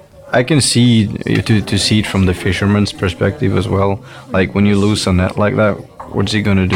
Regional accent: Stjørdal, Trøndelag, Norway; now in Svolvær, Norway; I'm from Stjørdal in Trøndelag. When I'm not diving, I work as an electrician in Svolvær.

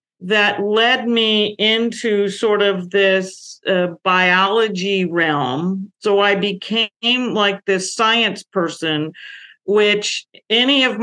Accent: San Francisco Bay Area, California, United States; I grew up in the 1960s in the San Francisco Bay Area, California

